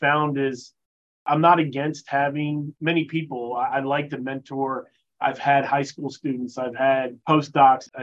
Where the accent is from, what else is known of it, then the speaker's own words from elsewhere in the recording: Florida, United States; moved away as an adult; I'm originally from Florida, a native